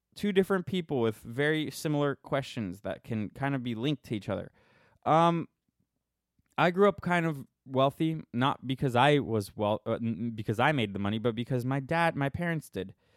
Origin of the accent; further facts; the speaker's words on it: Minnesota, United States; I'm from Minnesota.